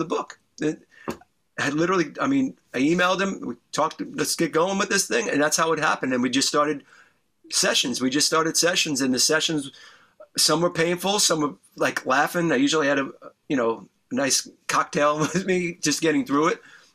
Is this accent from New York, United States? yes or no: yes; New York, United States; I grew up in New York